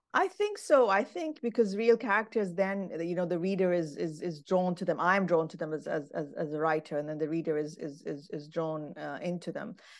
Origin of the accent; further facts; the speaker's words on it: Khartoum, Sudan; now in Aberdeen, United Kingdom; I grew up in Khartoum, Sudan